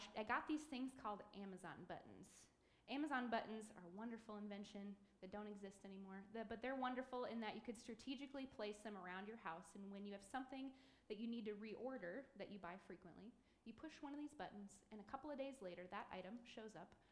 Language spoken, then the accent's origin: English; Macomb, Michigan, United States; I grew up here in Macomb